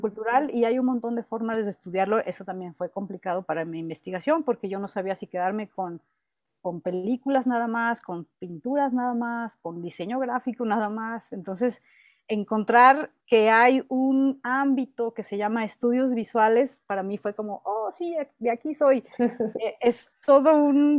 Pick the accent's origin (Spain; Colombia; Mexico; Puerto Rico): Mexico; yo también soy mexicana, yo también soy mujer